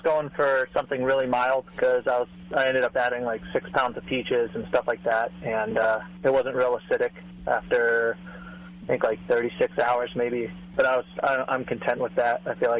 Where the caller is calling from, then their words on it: Burbank, California, United States; I'm calling from Burbank.